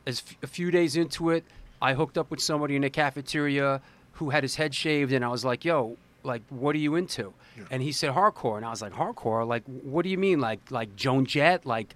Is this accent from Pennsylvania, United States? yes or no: no; New York City, New York, United States; also born or lived in Forest Hills, Queens; I was born in Forest Hills, and I grew up in Manhattan and in the Bronx. I went to John F. Kennedy High School in the Bronx, in Kingsbridge for a while.